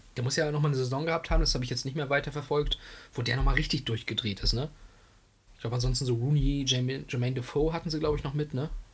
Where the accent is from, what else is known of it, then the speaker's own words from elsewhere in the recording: Greifswald, Mecklenburg-Vorpommern, Germany; hier bei uns in Kreiswald